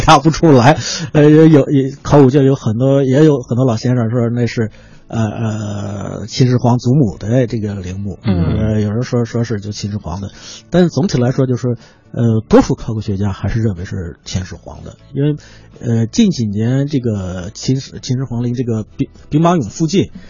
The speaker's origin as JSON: {"language": "Chinese", "region": "Hebei", "country": "China", "said": "因为我是河北的"}